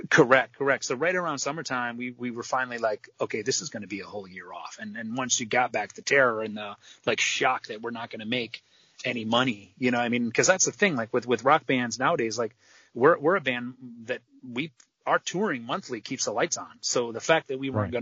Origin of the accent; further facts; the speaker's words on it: Midwest, United States; I'm from the Midwest